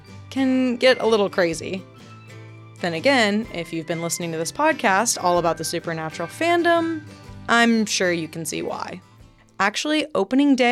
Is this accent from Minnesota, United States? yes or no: no; Dripping Springs, Texas, United States; moved away as an adult; we were born and raised in Dripping Springs, Texas, I've since moved out of state